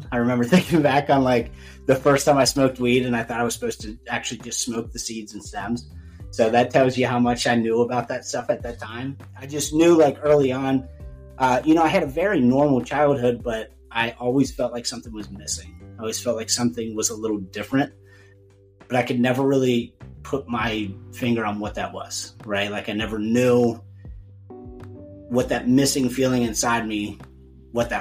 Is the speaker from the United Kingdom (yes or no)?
no; Lawrenceburg, Indiana, United States; I grew up down in Cincinnati, well, just outside of Cincinnati in Lawrenceburg, Indiana, little town down there